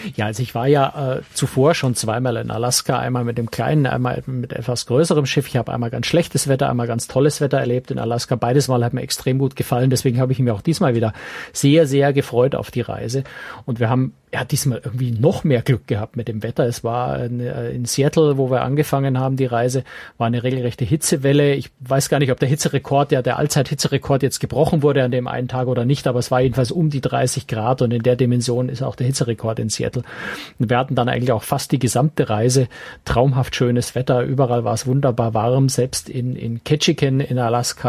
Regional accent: Munich, Bavaria, Germany; als Münchner

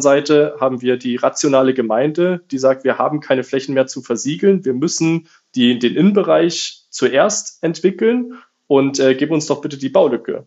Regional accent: Lake Constance, Baden-Württemberg, Germany; Ich komme unten vom Bodensee

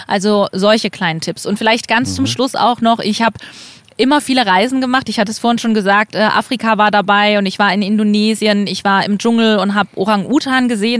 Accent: East Germany, Germany; ich bin ähm, in Ostdeutschland aufgewachsen

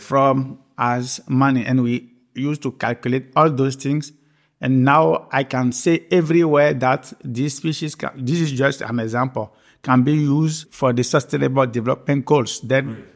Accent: Benin; also born or lived in Belgium; I born uh, the 3rd of May, uh, 1974, in Benin, Republic of Benin, located in West Africa. I did my primary school in Benin, the secondary school in Benin

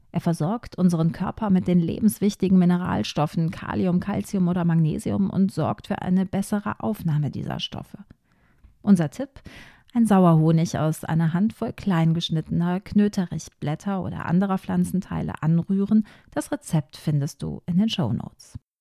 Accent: Ruhr area, North Rhine-Westphalia, Germany; bei uns im Ruhrgebiet

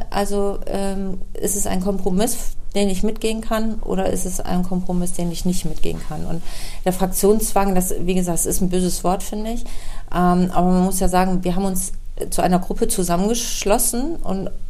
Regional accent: Bremerhaven, Bremen, Germany; Und ich bin in Bremerhaven geboren und ähm, da lebe ich auch und ähm, ich hoffe, ich sterbe da auch irgendwann. Also Lokalpatriotin für

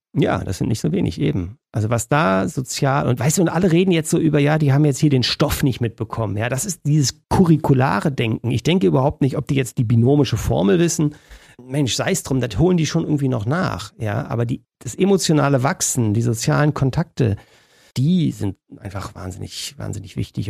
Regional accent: Germany; ich da als Deutscher

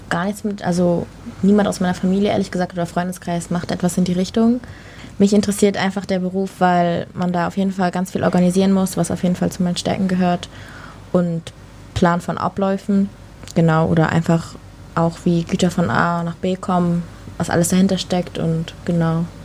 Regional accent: Hamburg, Germany; Ich bin 20 Jahre alt. Ich komme aus Hamburg.

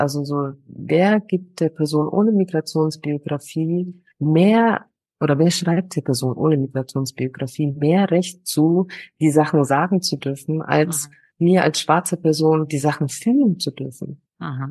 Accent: Nuremberg, Bavaria, Germany; moved away as an adult; now in Ghana; ich habe meine Heimat auf jeden Fall in Nürnberg

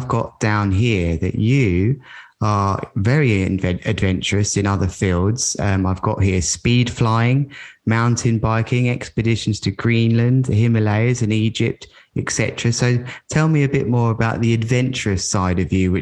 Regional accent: Worthing, South East England, United Kingdom; my hometown here in Worthing

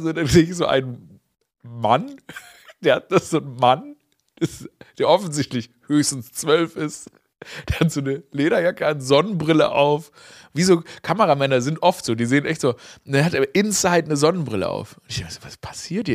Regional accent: Stuttgart, Baden-Württemberg, Germany; moved away; Ich war in meiner Heimat Stuttgart, ne, aufgewachsen im Kessel

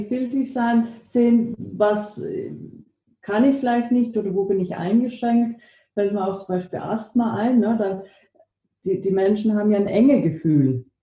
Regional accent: Germany; also born or lived in United States; now in Austria; Ich bin in den USA geboren, in Deutschland aufgewachsen, lebe jetzt in Österreich.

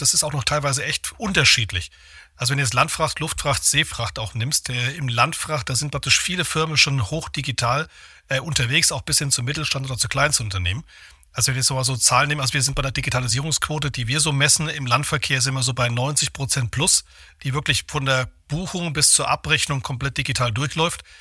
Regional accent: Thuringia, Germany; moved away; Ich selbst bin äh, geborener Thüringer, also ich mache immer so schön hier Aufbau West

